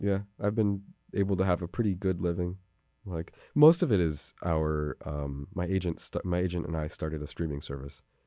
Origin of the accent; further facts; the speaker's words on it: New Haven, Connecticut, United States; I grew up down on Bishop Street